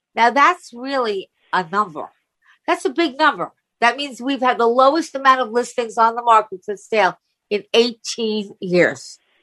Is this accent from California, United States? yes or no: no; Long Island, New York, United States; Long Island